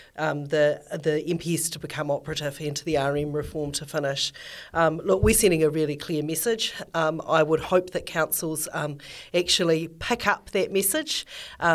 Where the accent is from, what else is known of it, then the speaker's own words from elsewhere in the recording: Christchurch, Canterbury, New Zealand; I'm from Christchurch